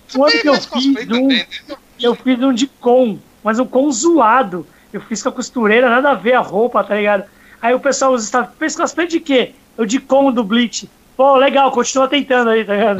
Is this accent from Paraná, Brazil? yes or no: no; Santos, São Paulo, Brazil; sou de Santos